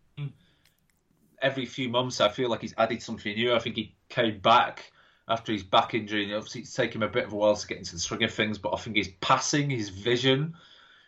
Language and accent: English; England, United Kingdom; I'm an English person